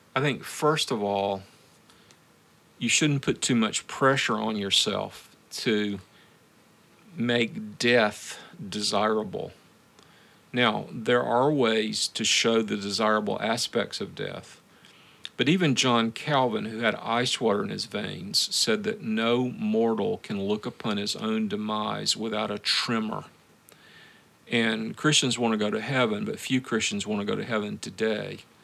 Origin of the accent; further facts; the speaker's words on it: the American South, United States; moved away as an adult; also born or lived in Moscow, Russia; now in Memphis, United States; I'm a southerner